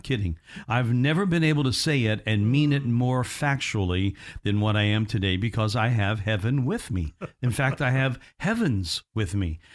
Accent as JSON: {"language": "English", "region": "Indiana", "country": "United States", "tie": "born or raised there", "accent": "Midwest", "moved": "yes", "said": "my hometown in Indiana"}